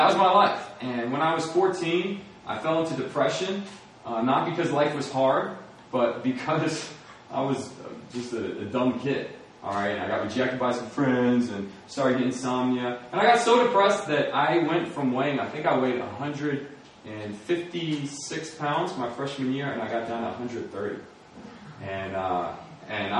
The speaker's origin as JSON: {"language": "English", "town": "Springfield", "region": "Virginia", "country": "United States", "tie": "born or raised there", "said": "I was born in Northern Virginia, Springfield, Virginia, that area. And my parents are Christian. They sent me to a Christian school"}